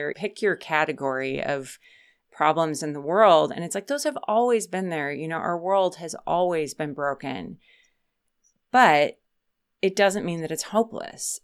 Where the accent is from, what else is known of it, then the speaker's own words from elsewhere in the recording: Minneapolis, Minnesota, United States; where I grew up in Minneapolis is now a suburb, but when I was a kid, it was farmland everywhere.